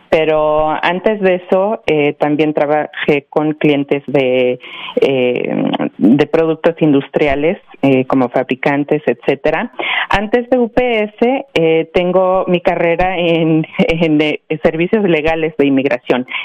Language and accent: Spanish; Mexico; also born or lived in Miami; now in United States; soy yo originalmente de México, pero sí, como eh, ya mencioné, pues sí, viví en Miami ya por muchos años